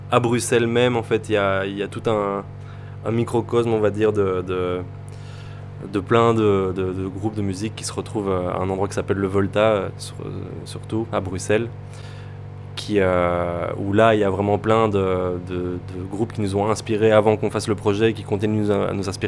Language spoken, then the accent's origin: French; France; Euh, moi, …. je suis